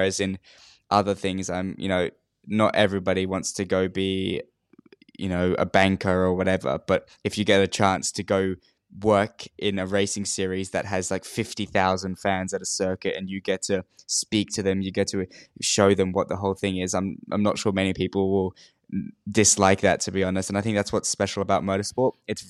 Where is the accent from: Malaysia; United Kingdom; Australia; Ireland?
Australia; my friends always make fun of me because I'm more English than I am Australian.